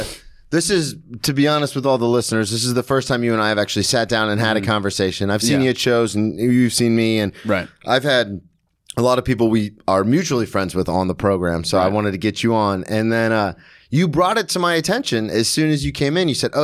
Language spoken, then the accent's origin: English; Daytona Beach, Florida, United States; now in New York, United States; I've never been to a Daytona 500, right, and I grew up in Daytona.